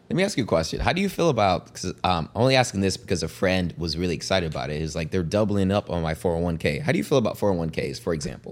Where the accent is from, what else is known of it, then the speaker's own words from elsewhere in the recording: Zimbabwe; moved away; born and raised in Zimbabwe